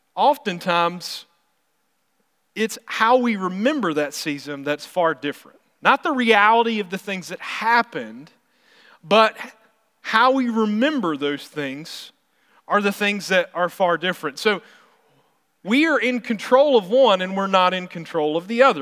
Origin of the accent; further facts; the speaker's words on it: South Carolina, United States; now in Missouri, United States; I'm from South Carolina, so I'm from the coast area, and so I always miss being able to get seafood, because that's what I remember growing up